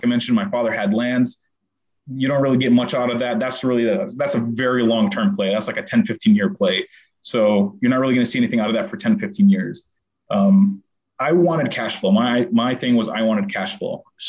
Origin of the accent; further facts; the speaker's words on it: Syracuse, New York, United States; also born or lived in Middle East; I was born in Syracuse, New York. I grew up in the Middle East, then came back to Syracuse for university.